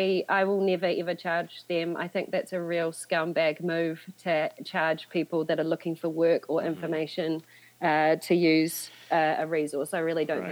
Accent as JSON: {"language": "English", "country": "New Zealand", "moved": "as an adult", "lives_now": "London, United Kingdom"}